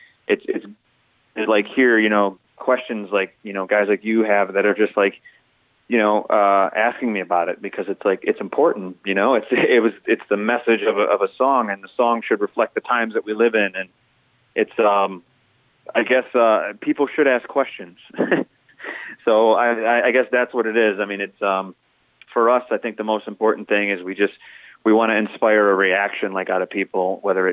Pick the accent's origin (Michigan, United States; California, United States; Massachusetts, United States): Michigan, United States; Detroit; we tell people we're from Detroit